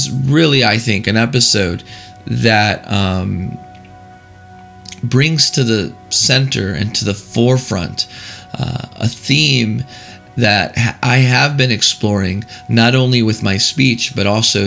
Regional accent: Texas, United States; moved away; I'm recording this segment right now in the great state of Texas, my home state

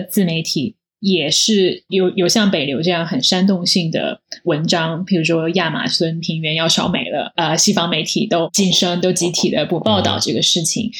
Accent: China; moved away as an adult; now in United States; 我们在中国长大了

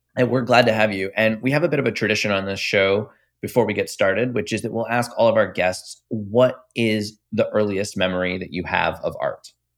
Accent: Tampa Bay area, Florida, United States; I'm from the Tampa Bay area

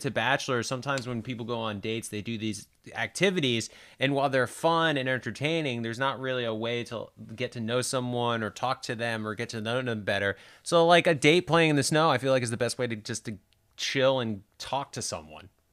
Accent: Northeast, United States; I grew up in the Northeast

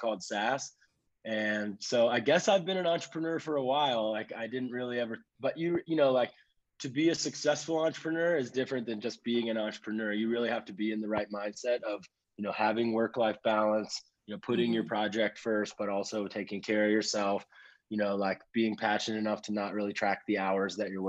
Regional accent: United States; moved away; an American who loves Africa

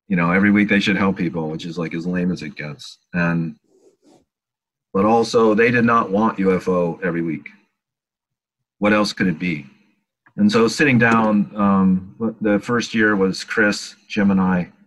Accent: Manlius, New York, United States; I grew up in Syracuse, New York, which is upstate New York. I, I grew up in Manlius. Oh, okay. Well, I was there till I was 15.

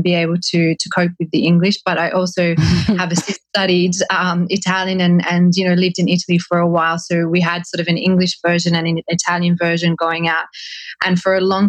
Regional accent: Australia; as an Australian

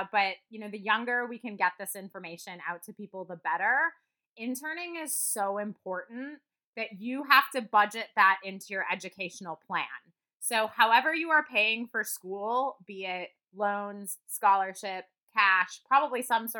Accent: Midwest, United States; moved away; also born or lived in Wisconsin; I'm from the Midwest originally

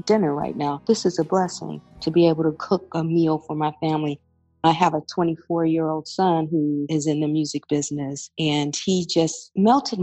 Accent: Flint, Michigan, United States; also born or lived in Louisiana; my hometown of Flint, Michigan

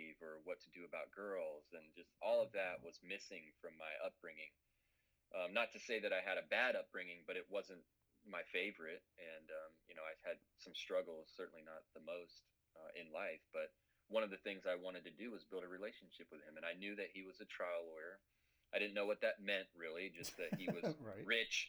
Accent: Tampa, Florida, United States; I grew up in Tampa, Florida, and there's a big skate park there called the Skate Park of Tampa

